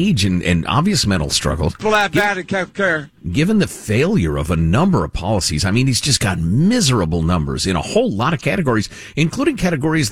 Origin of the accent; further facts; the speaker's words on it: Illinois, United States; I grew up in Illinois